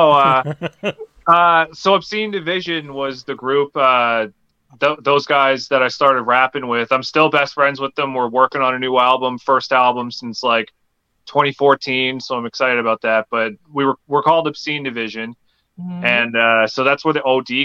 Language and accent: English; Newfoundland and Labrador, Canada; now in Alberta, Canada; I grew up in Newfoundland, like way east of Canada